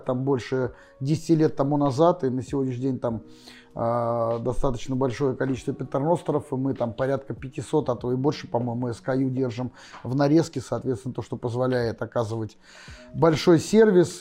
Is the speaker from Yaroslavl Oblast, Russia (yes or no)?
no; Saint Petersburg, Russia; родился в Питере, я коренной петербуржец